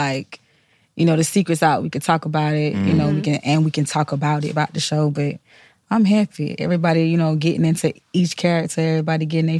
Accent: Florida, United States; And I'm from Florida

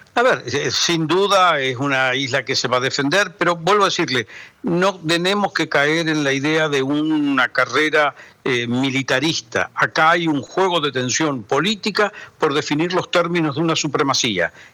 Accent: Argentina; como argentino no hablo el chino

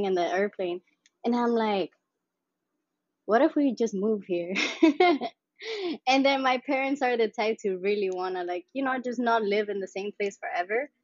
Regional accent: Mallorca, Balearic Islands, Spain; moved away; also born or lived in Sint Maarten / Miami; So, from Spain, I'm from Mallorca, which is also another island.

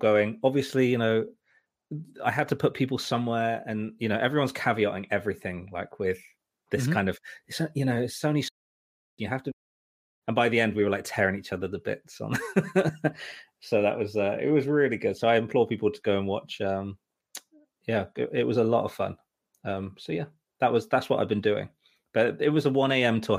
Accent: United Kingdom; I'm British

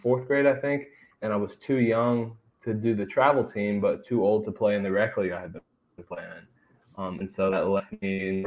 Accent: Columbus, Ohio, United States; I was born in Columbus, and that's why I grew up in Columbus

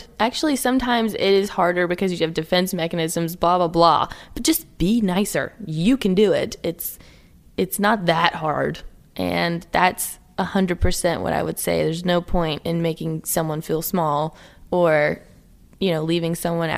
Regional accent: the South, United States; accent: Southern; I'm from the South

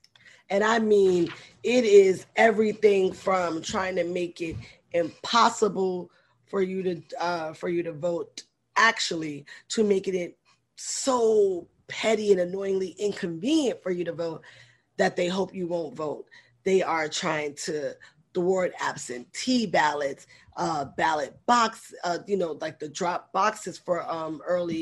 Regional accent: New York City, New York, United States; I grew up in the Bronx

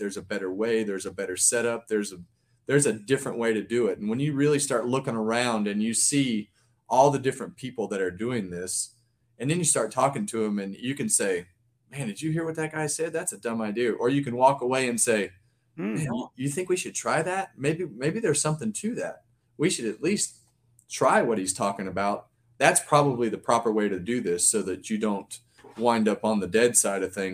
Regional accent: Bakersfield, California, United States; I grew up in Bakersfield at Mesa Marin

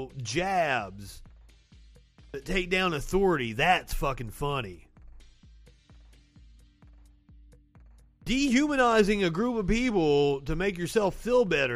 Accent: Kentucky, United States; I'm from Kentucky.

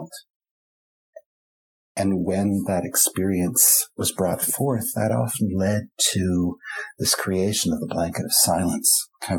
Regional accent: Vancouver, British Columbia, Canada; third generation Germans like myself, growing up in Vancouver

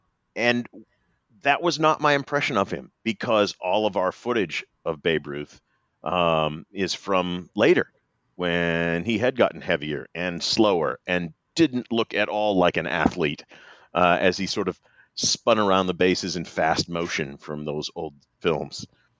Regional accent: Maine, United States; I'm a New England kid. Well, I'm not a kid anymore, but I'm still from New England. I grew up in Maine and went off to school at Notre Dame.

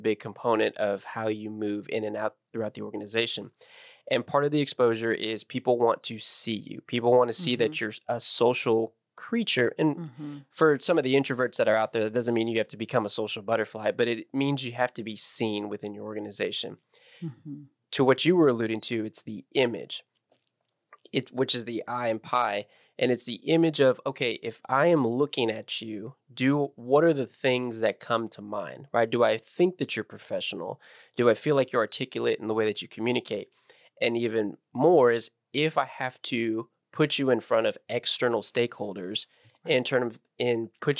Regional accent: Beeville, Texas, United States; Uh-huh. More realistic. It's a Beeville, Texas.

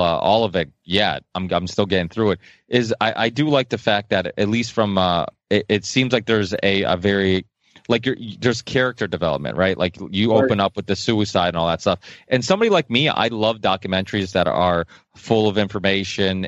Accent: Portugal; I was born in Portugal

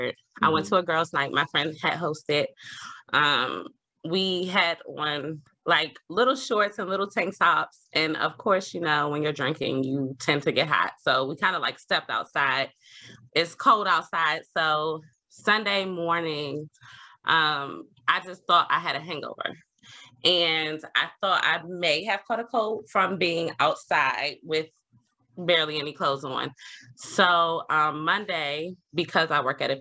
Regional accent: Maryland, United States; I was born and raised in Maryland

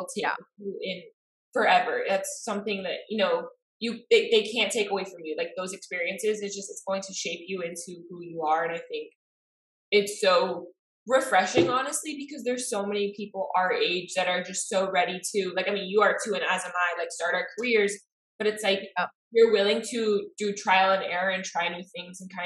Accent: Miami, Florida, United States; we grew up in Miami because we have both cultures

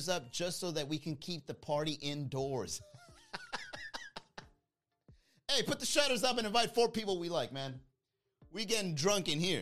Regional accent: Miami, Florida, United States; also born or lived in Long Island; my parents are Latino and they brought me here when I was very young, so now I'm raised in Miami

